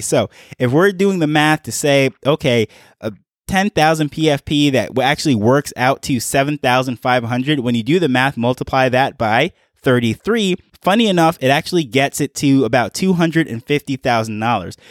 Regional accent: New York, United States; moved away as an adult; now in Jamaica; now I'm in Jamaica. However, I grew up in New York

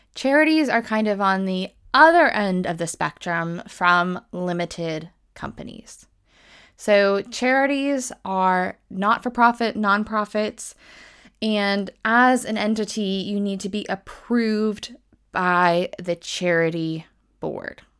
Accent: United States; now in United Kingdom; I am American, but I'm based in the U K

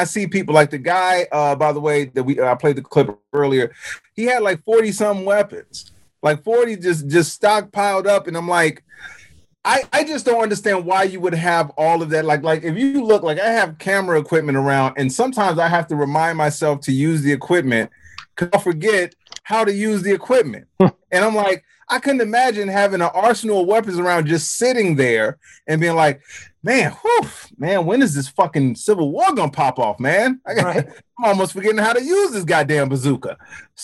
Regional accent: Chicago, Illinois, United States; I grew up in Chicago, and not the suburbs of Chicago

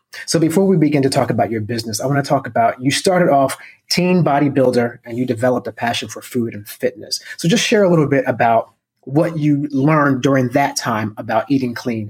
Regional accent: New Jersey, United States; I'm from Jersey.

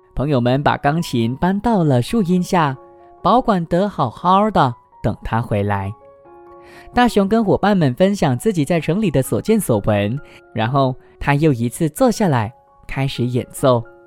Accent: George Town, Penang, Malaysia; moved away as an adult; now in Kuala Lumpur, Malaysia; 我自己呢，是来自马来西亚槟城的槟城人，那我现在呢，目前就是在吉隆坡工作嘛

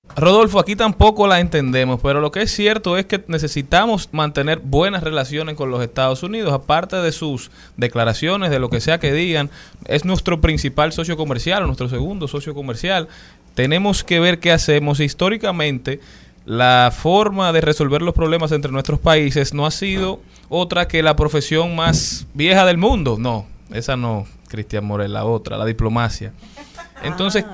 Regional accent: Dominican Republic; como dominicanos

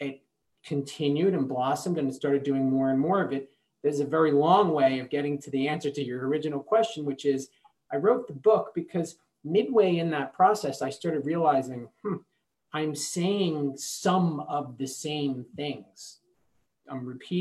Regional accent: New Jersey, United States; I'm from New Jersey

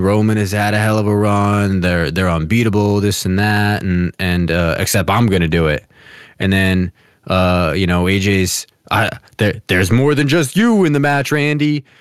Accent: New Jersey, United States; I'm from Jersey, like, y, you know, kinda New York City-ish area

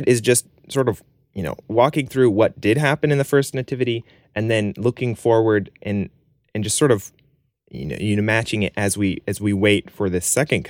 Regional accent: Spain; I grew up in Spain for a large portion of my life.

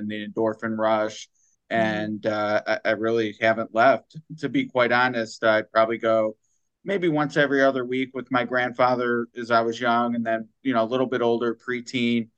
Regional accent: Cleveland, Ohio, United States; I grew up in Cleveland

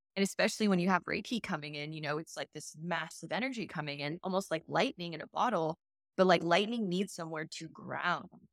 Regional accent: Las Vegas, Nevada, United States; moved away; I'm from Las Vegas

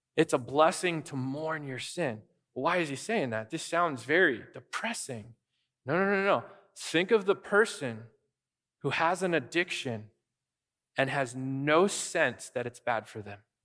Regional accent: United States; people can tell we're American

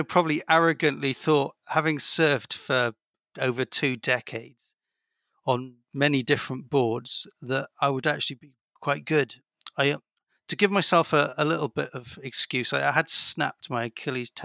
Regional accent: South Wales, United Kingdom; I grew up in South Wales where there's some good surf

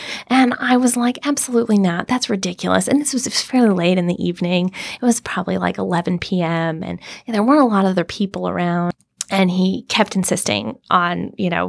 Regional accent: Mobile, Alabama, United States; moved away; also born or lived in Amman, Jordan; I'm from Mobile, Alabama

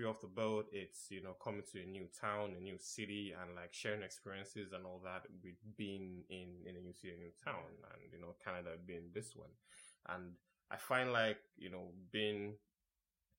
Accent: Nigeria; I was born in Nigeria

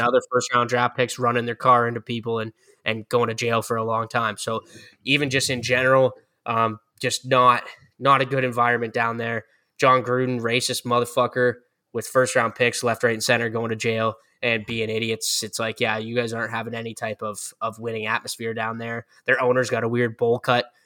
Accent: Canada; as Canadian guys

